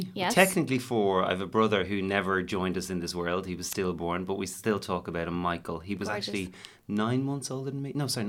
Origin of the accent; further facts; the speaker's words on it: Dublin, Leinster, Ireland; we grew up in Dublin